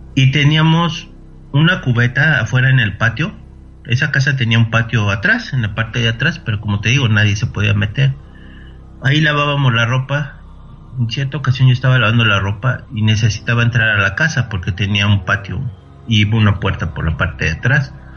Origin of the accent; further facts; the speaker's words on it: Mexico City, Mexico; moved away as an adult; also born or lived in Monterrey, Nuevo León; yo soy originario de Ciudad de México